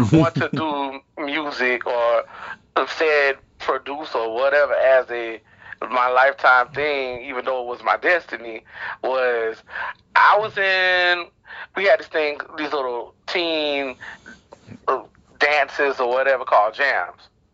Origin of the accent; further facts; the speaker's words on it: Wilmington, North Carolina, United States; And I'm from Wilmington, North Carolina, born and raised.